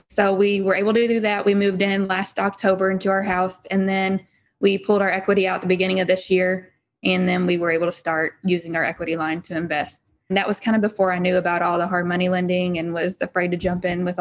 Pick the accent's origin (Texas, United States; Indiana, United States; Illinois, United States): Indiana, United States; Henryville; we're from Henryville, Indiana